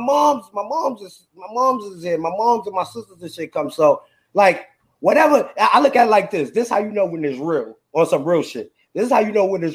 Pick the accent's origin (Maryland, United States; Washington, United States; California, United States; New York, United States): New York, United States; New York City; now in Houston, United States; I'm originally from Brooklyn